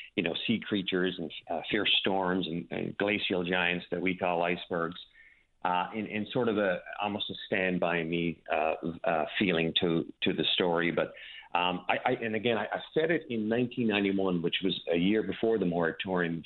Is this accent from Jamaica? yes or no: no; Petty Harbour, Newfoundland and Labrador, Canada; a small community like I grew up in Petty Harbor and, and Newfoundland in general